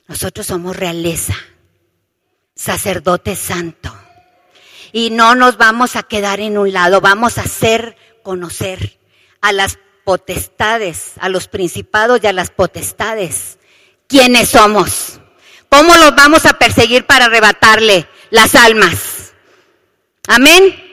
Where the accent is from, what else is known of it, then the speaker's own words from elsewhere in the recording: Monterrey, Nuevo León, Mexico; ¿Se acuerdan aquí en México, sobre todo yo que soy de Monterrey, que a veces llueve y a veces está el calorón tremendo?